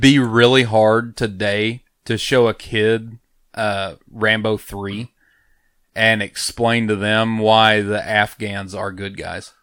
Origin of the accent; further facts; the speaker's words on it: United States; I'm American